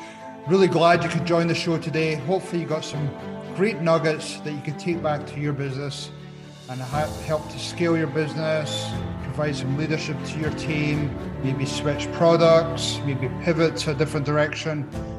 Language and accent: English; Scotland, United Kingdom; now in United States; So, I came across the States from Scotland, and I didn't really have much going on, but I've now built myself a great life by working my way through the challenges